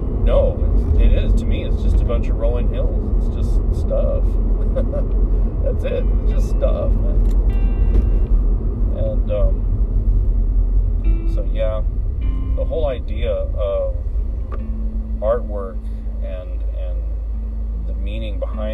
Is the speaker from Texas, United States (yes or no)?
yes; Central Texas, United States; moved away; I am Chicano. I am from Central Texas